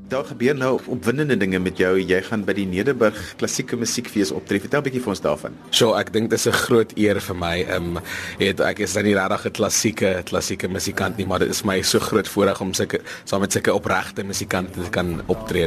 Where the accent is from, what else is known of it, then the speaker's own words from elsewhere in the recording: Vereeniging, Gauteng, South Africa; Ek kom van vereniging af, um, so 'n klein dorpie daar in die Transvaal, grens aan die Vrystaat.